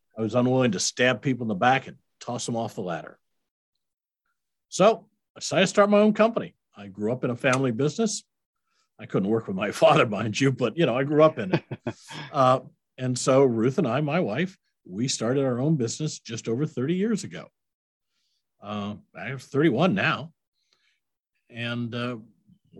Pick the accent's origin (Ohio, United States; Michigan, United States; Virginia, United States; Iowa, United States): Iowa, United States; I'm a Midwestern boy. I grew up in Iowa